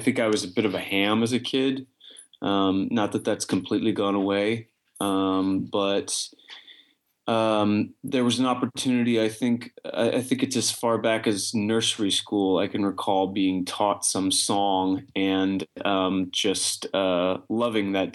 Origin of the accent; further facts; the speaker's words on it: Kansas City, Missouri, United States; moved away as an adult; now in New York, United States; I was in my hometown of Kansas City